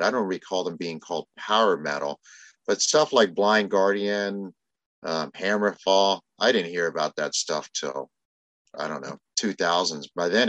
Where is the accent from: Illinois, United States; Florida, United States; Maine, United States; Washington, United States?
Florida, United States; Tampa; Well, I grew up in Tampa